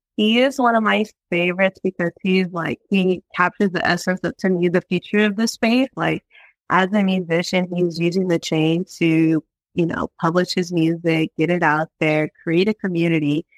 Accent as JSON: {"language": "English", "region": "Virginia", "country": "United States", "moved": "yes", "said": "I'm like came from Virginia"}